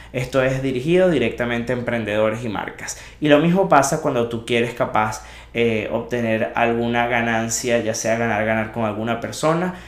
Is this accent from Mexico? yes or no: no; Venezuela; moved away; Venezuela, ese país que amo y de donde vengo